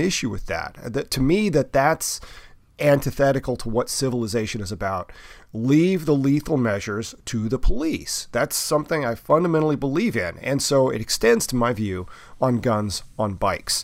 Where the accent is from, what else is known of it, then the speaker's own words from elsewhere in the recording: the South, United States; I grew up in the South